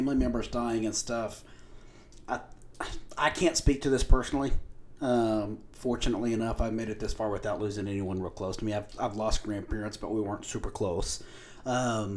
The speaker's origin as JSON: {"language": "English", "town": "Lubbock", "region": "Texas", "country": "United States", "tie": "born or raised there", "also_born_or_lived": "New Mexico", "said": "I'm from Lubbock. I've been in Lubbock my whole life."}